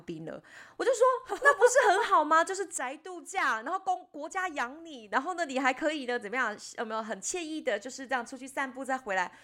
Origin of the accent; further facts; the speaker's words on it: Taiwan; 我们是台湾来的